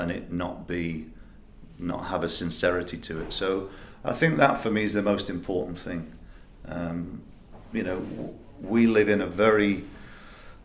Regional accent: Nottingham, East Midlands, United Kingdom; also born or lived in Leicester; I'm from Nottingham myself

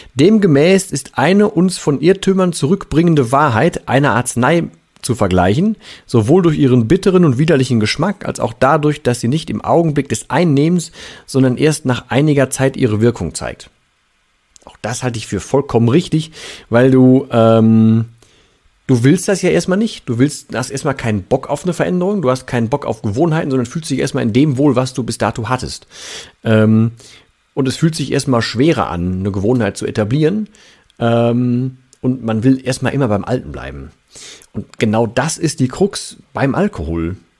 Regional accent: Ruhr area, North Rhine-Westphalia, Germany; hier bei uns im Pott

